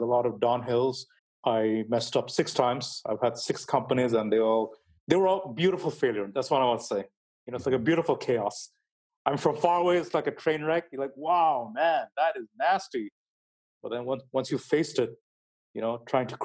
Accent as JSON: {"language": "English", "country": "Bangladesh", "also_born_or_lived": "United Kingdom", "said": "I had to go back to my country. I'm from Bangladesh, actually."}